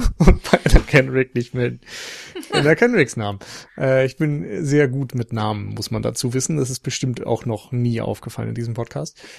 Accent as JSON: {"language": "German", "region": "Northern Germany", "country": "Germany", "said": "als Norddeutscher"}